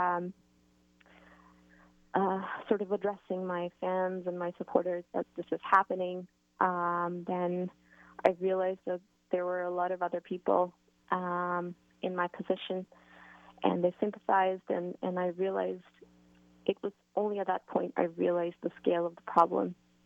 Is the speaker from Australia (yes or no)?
no; Canada; I've been brought up with a lot of freedom from my parents and being Canadian